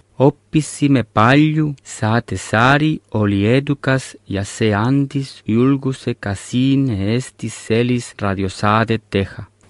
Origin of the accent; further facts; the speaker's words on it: Lleida, Catalonia, Spain; Estonian is a second language; moved away as an adult; now in Estonia; ma olen linnast nimega Lleida, mis asub Barcelona lähedal